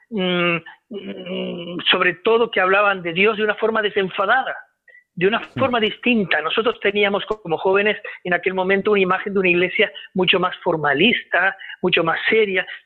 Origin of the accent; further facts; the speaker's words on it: Uruguay; born there; yo nací en Uruguay.